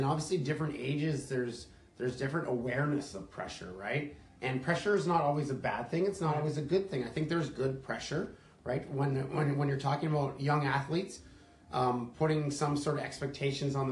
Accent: Edmonton, Alberta, Canada; as a kid growing up in Edmonton, Alberta

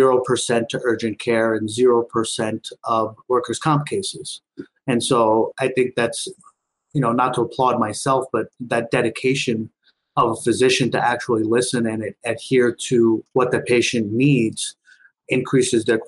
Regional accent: Long Island, New York, United States; also born or lived in India; growing up on Long Island

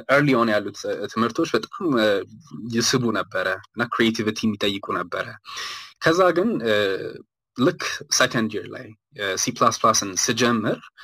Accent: Ethiopia; ኢትዮጵያ ውስጥ ነው ተወልጅ ያደግኩት uh, አዲስ አበባ ሃይ uh, ስኩል ኢትዮ ፓረንትስ uh, ነበር የተማርኩት

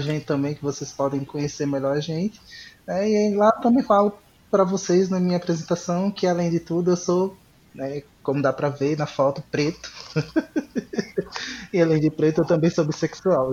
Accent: Pernambuco, Brazil; now in Fortaleza, Brazil; É, eu sou de Pernambuco, mas atualmente estou morando no Ceará, em Fortaleza.

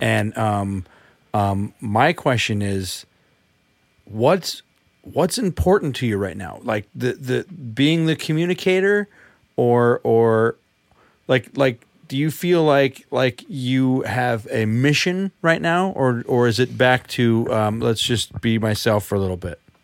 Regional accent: United States; me speaking as an American

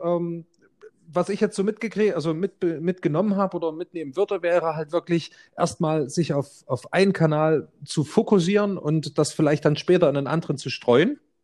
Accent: Germany; als Deutscher

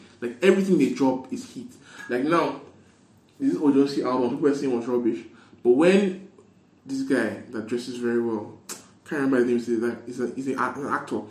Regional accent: Nigeria; as a Nigerian

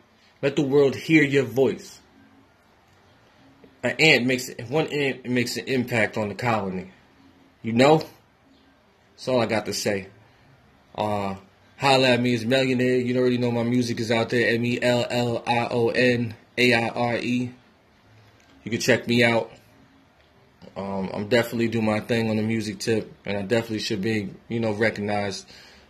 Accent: New York, United States; I'm from New York.

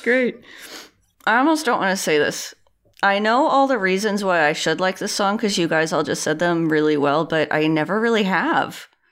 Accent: Indiana, United States; I grew up in Indiana

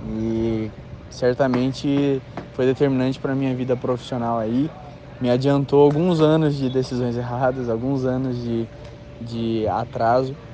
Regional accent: Curitiba, Paraná, Brazil; tenho 22 anos, sou da cidade de Curitiba, no estado do Paraná

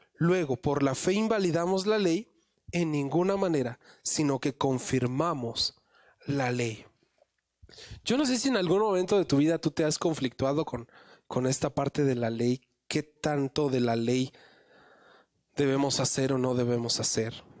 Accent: Mexico City, Mexico; yo nací también en la Ciudad de México

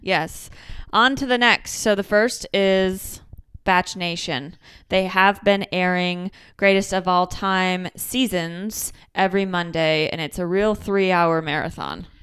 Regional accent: Michigan, United States; accent: Michigan; my Michigan accent

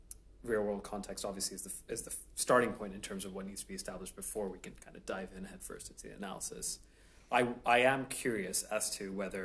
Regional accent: Hong Kong; I was born and raised in Hong Kong

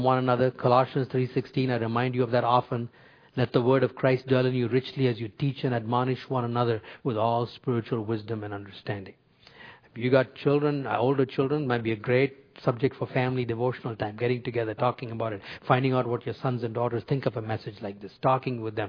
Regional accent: India; moved away; when I was growing up in India

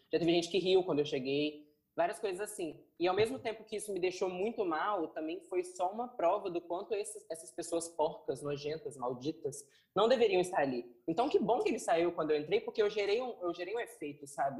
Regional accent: Vila Velha, Espírito Santo, Brazil; eu cresci no Morro do Jaburuna

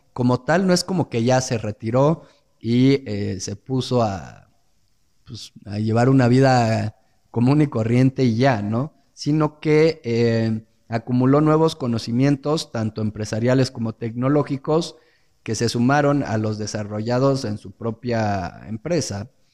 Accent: Mexico; aquellos que somos mexicanos

